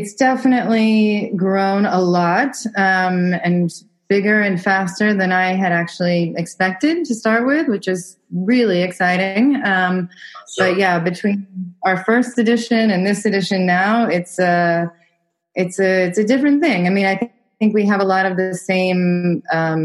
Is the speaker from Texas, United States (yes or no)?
yes; Dallas, Texas, United States; moved away as an adult; also born or lived in New York; now in Berlin, Germany; I'm originally from Dallas, Texas, but I lived for 10 years in New York